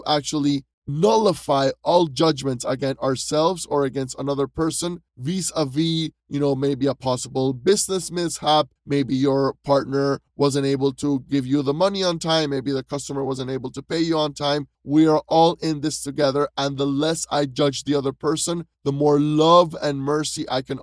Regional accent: Panama City, Panama; I am originally from Panama City, Panama

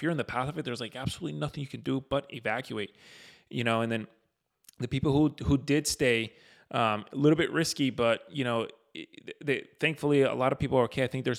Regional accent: Florida, United States; You know, living and growing up in Florida, we haven't seen something like that in quite some time, especially in Florida.

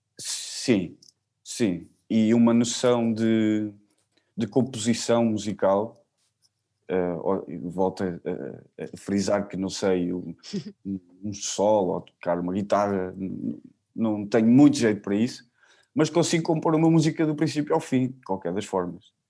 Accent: Figueira da Foz, Coimbra District, Portugal; also born or lived in Barreiro; a partir dos 15 dias de idade fiquei com ela, uhum. uh, logo fiquei aqui na Figueira

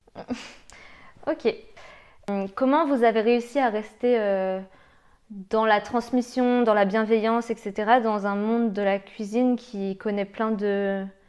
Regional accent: Lyon, Auvergne-Rhône-Alpes, France; je suis lyonnaise

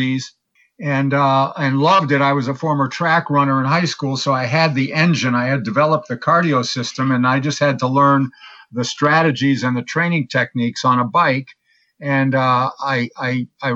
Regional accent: Connecticut, United States; moved away; also born or lived in San Diego; I grew up in Connecticut

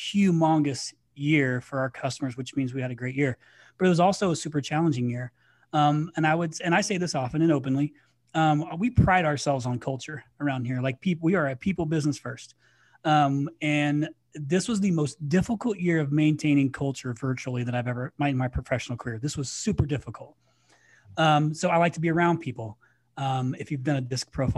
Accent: Indiana, United States; moved away; my home state of Indiana

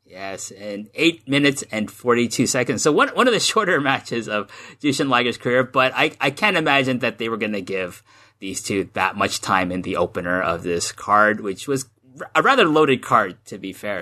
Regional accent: Canada; moved away as an adult; now in Japan; I grew up in Canada

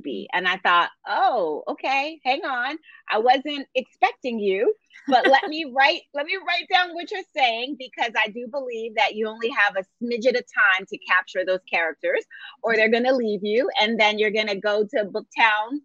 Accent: Philadelphia, Pennsylvania, United States; I grew up in Philadelphia

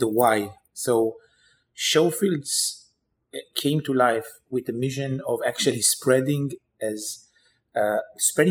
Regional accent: Israel; moved away as an adult; now in New York, United States; I grew up in Israel, always dreamt about kind of the day I'll come to New York

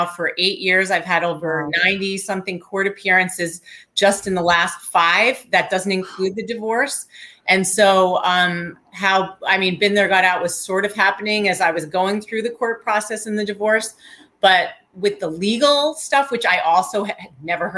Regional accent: New York, United States; I'm a New Yorker

